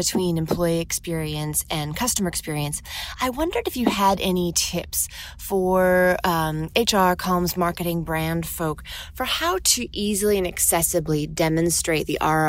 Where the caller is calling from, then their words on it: Boston, Massachusetts, United States; I'm calling from Boston, Massachusetts, USA.